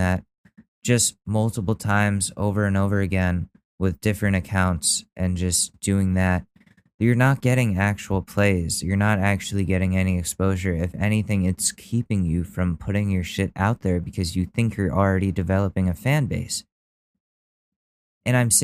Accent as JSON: {"language": "English", "town": "Danbury", "region": "Connecticut", "country": "United States", "tie": "born or raised there", "said": "I was born in Danbury, Connecticut."}